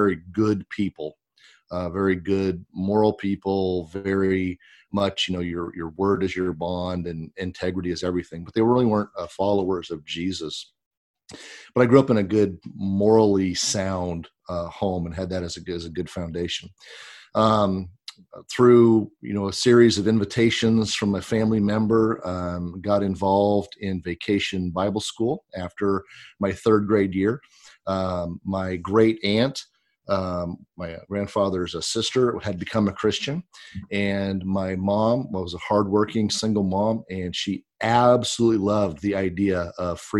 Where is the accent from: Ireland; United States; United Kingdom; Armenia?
United States; Pasco, Washington; now in Grover Beach, United States; I grew up in Eastern Washington. I grew up in the town of Pasco